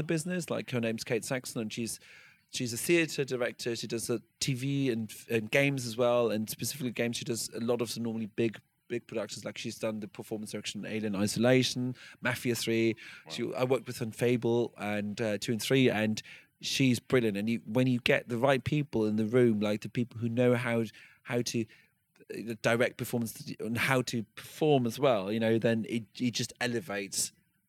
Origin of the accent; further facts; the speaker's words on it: United Kingdom; as a Brit